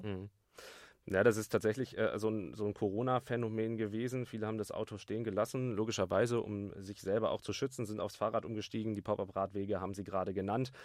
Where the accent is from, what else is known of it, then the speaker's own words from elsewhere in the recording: Bremen, Germany; moved away; ich komme ganz ursprünglich aus Bremen